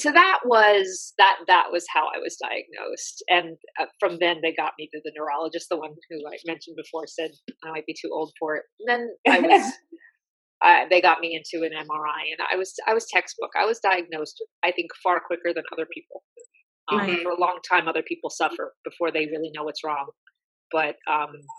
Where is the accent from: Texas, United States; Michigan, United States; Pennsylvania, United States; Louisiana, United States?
Pennsylvania, United States; Philadelphia; I'm from Philly